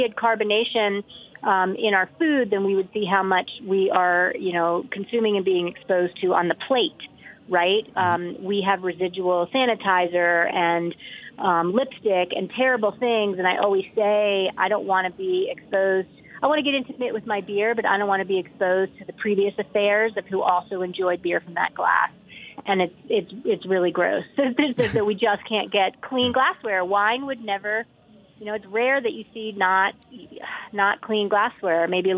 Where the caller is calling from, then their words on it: Boulder, Colorado, United States; I'm talking today from Boulder, Colorado.